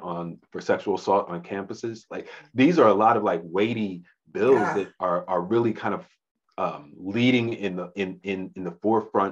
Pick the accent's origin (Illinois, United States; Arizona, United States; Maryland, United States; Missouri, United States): Maryland, United States; Westminster; moved away as an adult; also born or lived in Athens, Ohio; I was born and raised on the East Coast, a little town in Westminster, Maryland, right outside of Baltimore